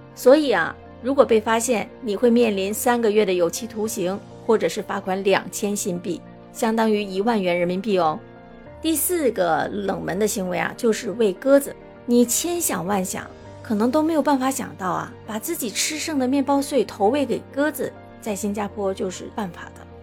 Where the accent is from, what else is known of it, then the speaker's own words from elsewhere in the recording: China; now in Singapore; 作为中国人